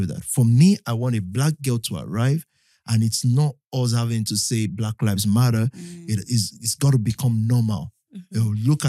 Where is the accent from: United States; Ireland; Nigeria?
Nigeria; Ibadan, Oyo; now in United Kingdom; I'm not from Ibadan, but I grew up there. I grew up there